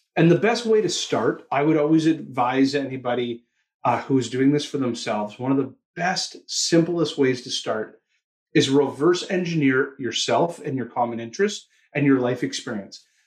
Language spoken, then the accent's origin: English; Toronto, Ontario, Canada; also born or lived in Australia; you'll hear it in my accent, I'm from Toronto, Canada.